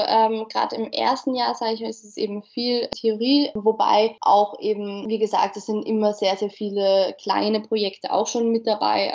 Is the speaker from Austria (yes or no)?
yes; Mödling, Lower Austria, Austria; also born or lived in Wieselburg; ich bin aus Mödling, also auch näher Wien